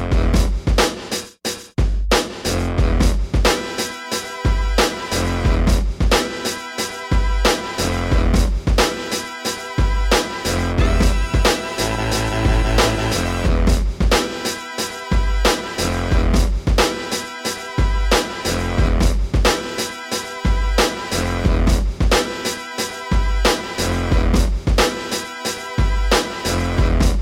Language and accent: English; Missouri, United States; I'm from Missouri, the show me state